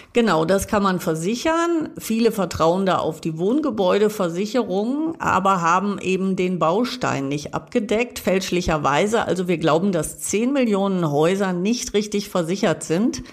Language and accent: German; Münster, North Rhine-Westphalia, Germany; Meine Heimatstadt Münster